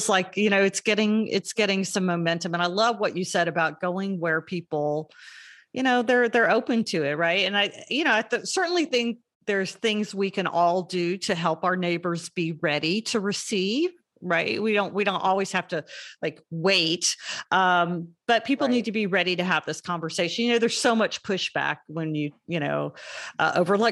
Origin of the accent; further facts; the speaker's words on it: Florida, United States; moved away; also born or lived in Georgia; I grew up in Florida, then moved to Georgia. So I'm Southern as I can possibly be, maybe without the really thick Southern accent